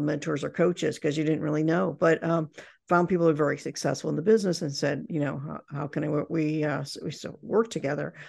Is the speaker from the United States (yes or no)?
yes; Indiana, United States; I grew up in Indiana